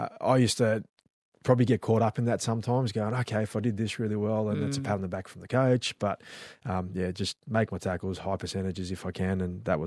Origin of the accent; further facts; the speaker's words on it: New Zealand; born there; accent: Australian; I know I've got an Aussie accent, but I was born in New Zealand and I'm still